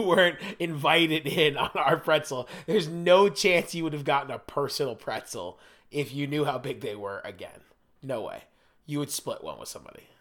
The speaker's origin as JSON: {"language": "English", "town": "Biddeford", "region": "Maine", "country": "United States", "tie": "born or raised there", "said": "my hometown, Biddeford"}